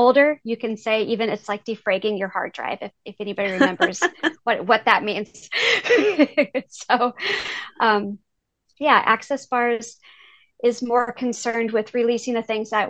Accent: Iowa, United States; I am from Iowa. I have lived here my whole life

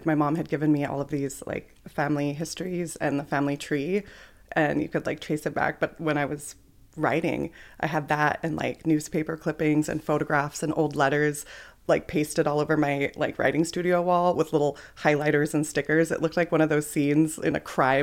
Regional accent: Nooksack and Upper Skagit, Washington, United States; I'm from Nooksack and Upper Skagit.

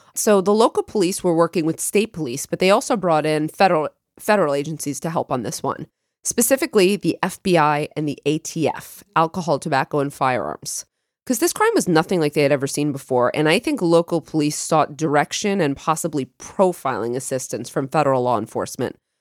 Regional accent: Long Island, New York, United States; we grew up on Long Island

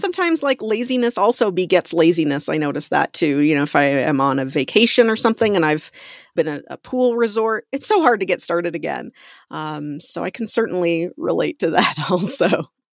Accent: Canada; moved away; I'm from Canada originally

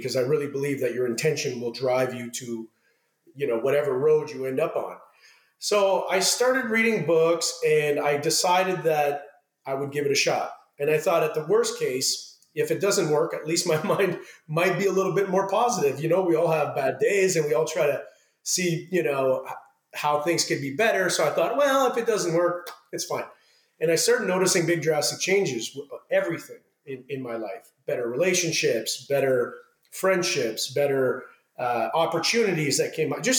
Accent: Ottawa, Ontario, Canada; born or raised there; moved away as an adult; now in Los Angeles, United States

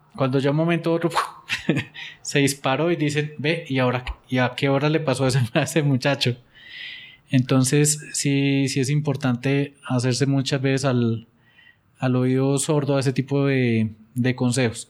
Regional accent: Pereira, Risaralda, Colombia; now in Bogotá, Colombia; yo vengo de Pereira y, ahora viviendo aquí en Bogotá

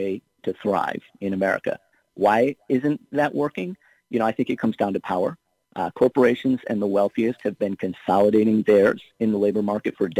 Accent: Ohio, United States; my home state of Ohio

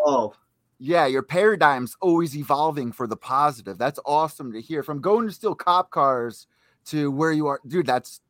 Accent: New Haven, Connecticut, United States; I'm from New Haven, Connecticut, third most dangerous city in America per capita.

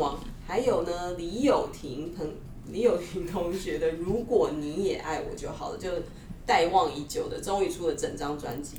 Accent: Taiwan; 我们台湾人就是对英国金榜就是有点无感

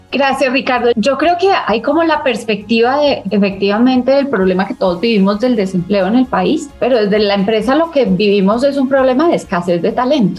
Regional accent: Colombia

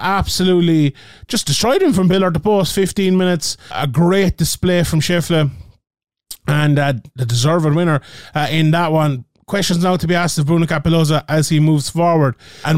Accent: Ireland; being Irish

